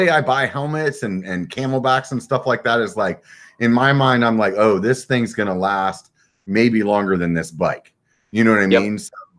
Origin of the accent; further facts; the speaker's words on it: Pennsylvania, United States; now in California, United States; I'm from Pennsylvania